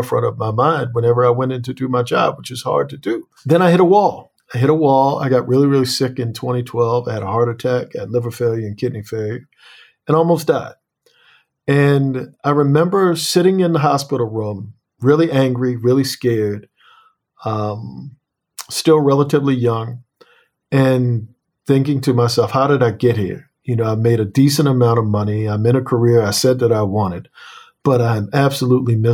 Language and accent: English; Annapolis, Maryland, United States